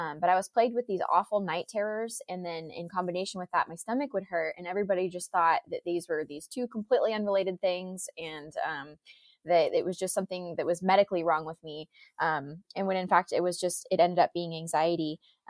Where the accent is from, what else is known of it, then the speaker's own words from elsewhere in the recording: Folsom, California, United States; I grew up in Folsom, California